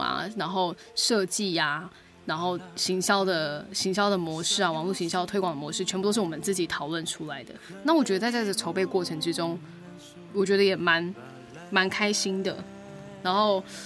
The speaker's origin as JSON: {"language": "Chinese", "country": "Taiwan", "said": "我们平常原住民生活"}